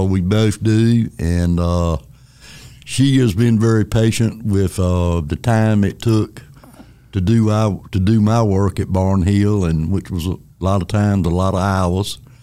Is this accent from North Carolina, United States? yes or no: yes; Elm City, North Carolina, United States; I grew up in Elm City, North Carolina, which is a little town between Wilson and Rocky Mount on 301.